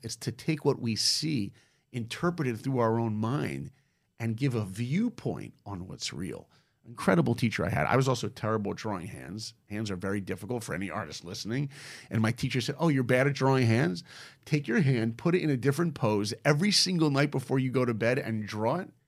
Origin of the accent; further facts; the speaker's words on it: New York, United States; moved away as an adult; also born or lived in Columbus, Ohio; I grew up in New York